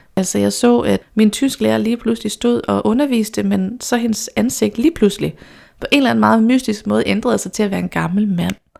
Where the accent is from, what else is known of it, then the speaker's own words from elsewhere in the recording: Randers, Central Denmark Region, Denmark; Jeg kommer fra Randers